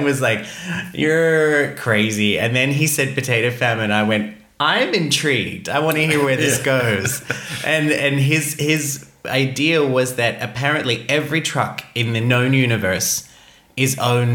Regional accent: Australia; I'm Australian

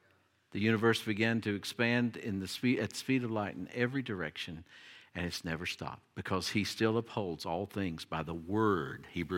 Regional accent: Appalachia, United States; And of course, I was raised in the Appalachian Mountains. I love the mountains, and I think they're beautiful.

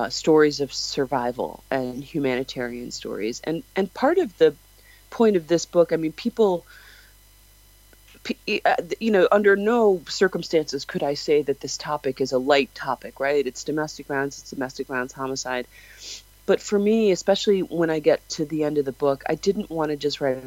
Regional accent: Chicago, Illinois, United States; moved away; I'm from Chicago originally

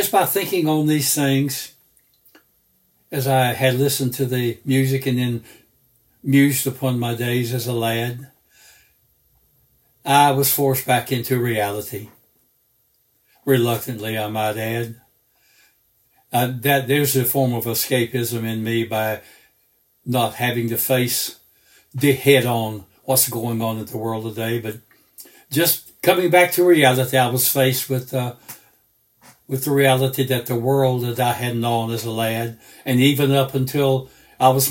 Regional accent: Wilmington, North Carolina, United States; my hometown of Wilmington, North Carolina

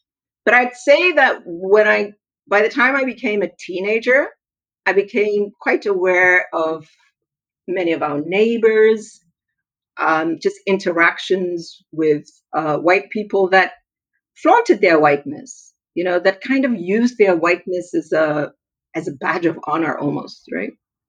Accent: Tanzania; also born or lived in Zambia / Lesotho / Swaziland; So I grew up in Tanzania, in Zambia, in Lesotho, and actually that's where I met your mom. And then I went to school in Swaziland.

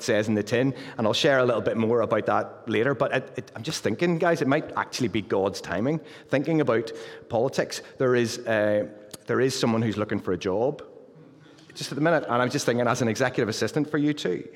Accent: Luton, East of England, United Kingdom; now in Pinhoe, United Kingdom; as you can tell from the accent, I'm from Luton. And happily since April the 12th, we've been residents of Pinhoe

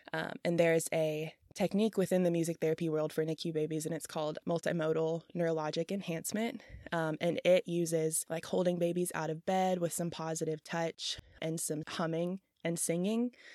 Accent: Memphis, Tennessee, United States; I'm from Memphis and so my siblings and I have all had our fair share of hospital visits or stays at La Bonner

